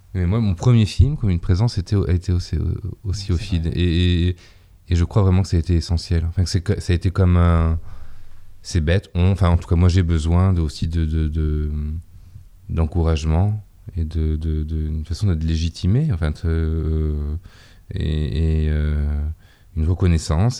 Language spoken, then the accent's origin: French; Mont-de-Marsan, Nouvelle-Aquitaine, France; moved away as an adult; also born or lived in Paris; dans une ville qui est ma ville natale, où j'ai grandi, enfin où je suis né, où j'ai grandi et de laquelle je suis parti à, 18 ans, donc Mont-de-Marsan dans les Landes